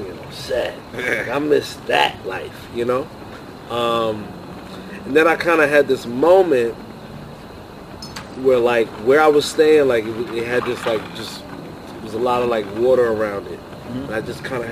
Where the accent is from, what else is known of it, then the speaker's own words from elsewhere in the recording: New York City, New York, United States; moved away as an adult; now in Los Angeles, United States; I'm from Brooklyn, New York, born and raised